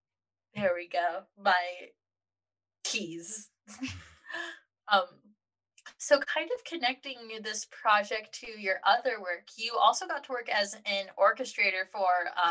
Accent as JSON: {"language": "English", "country": "Philippines", "said": "I am Filipino, and so I grew up with a strict Asian mother."}